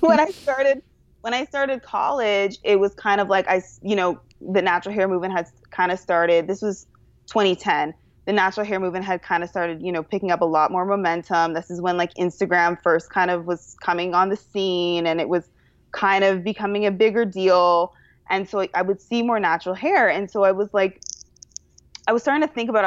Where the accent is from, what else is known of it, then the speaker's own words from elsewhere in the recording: Toronto, Ontario, Canada; moved away; I am originally from Toronto, which is the best city in the world.